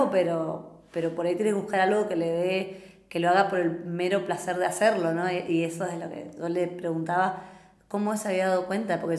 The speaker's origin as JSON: {"language": "Spanish", "town": "San Javier", "region": "Misiones", "country": "Argentina", "lives_now": "-", "said": "que allá en San Javier, que donde, de donde yo vengo, es un, género que gusta mucho, somos muy carnavaleros, estamos en la frontera con Brasil y nos criamos"}